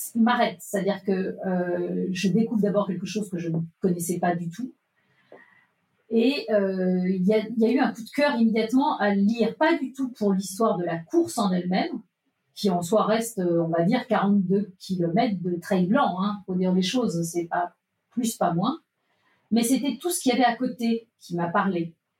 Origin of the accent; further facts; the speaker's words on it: Nantes, Pays de la Loire, France; Je suis née à Nantes